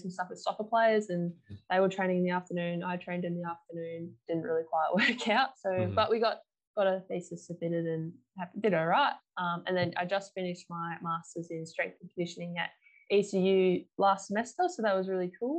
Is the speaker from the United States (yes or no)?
no; Perth, Western Australia, Australia; I've been born and bred in Perth, Western Australia, my whole life.